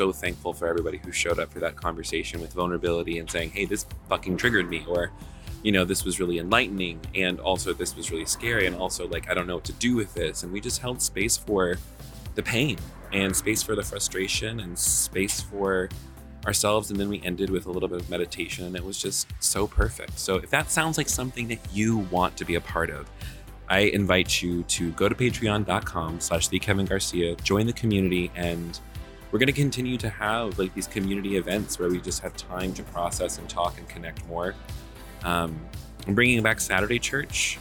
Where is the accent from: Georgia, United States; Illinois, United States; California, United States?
Georgia, United States; Atlanta; Atlanta, my hometown where I'm currently living